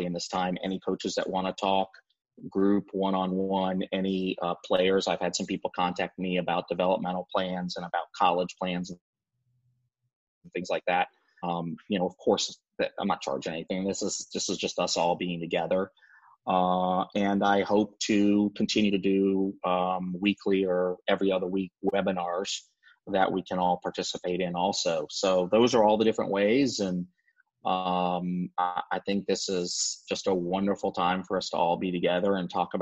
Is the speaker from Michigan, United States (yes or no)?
no; Chapel Hill, North Carolina, United States; moved away as an adult; also born or lived in Kentucky; now in California, United States; I grew up in Chapel Hill